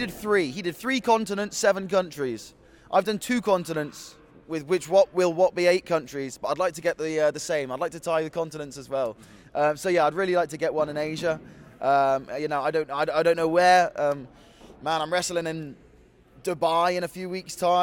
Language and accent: English; Bristol, South West England, United Kingdom; my hometown, Bristol in England